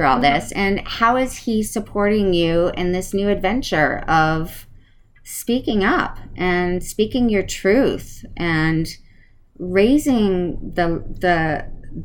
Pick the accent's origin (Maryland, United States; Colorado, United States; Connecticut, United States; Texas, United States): Connecticut, United States; moved away; I grew up in Connecticut, so it's super cold